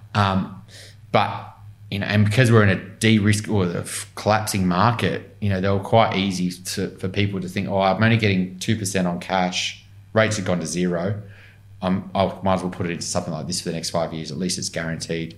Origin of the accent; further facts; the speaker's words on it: Newcastle, New South Wales, Australia; moved away as an adult; now in Sydney, Australia; I grew up in Newcastle mainly, so I was 18